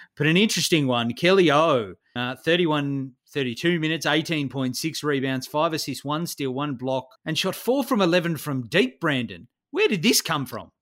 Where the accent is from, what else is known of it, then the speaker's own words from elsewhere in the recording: Australia; I was a kid in the nineties growing up in Australia